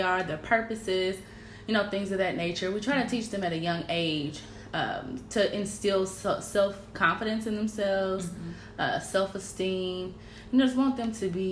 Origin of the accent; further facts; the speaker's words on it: Kansas City, Missouri, United States; I grew up here in Kansas City